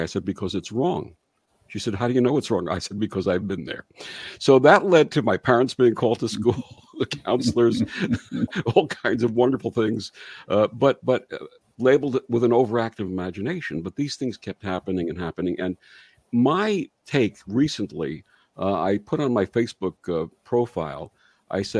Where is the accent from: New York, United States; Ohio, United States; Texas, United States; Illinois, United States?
New York, United States; When I was 5 years old, 1958, growing up in New York